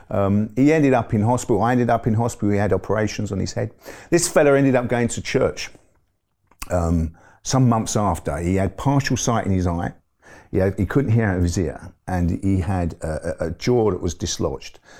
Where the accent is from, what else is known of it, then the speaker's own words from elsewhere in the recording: London, United Kingdom; also born or lived in Forest Gate / Ilford; was born in East London. I grew up in an area called Forest Gate, and, um, and then we moved to, uh, a little way out to Ilford. So it was all sort of East London as a young man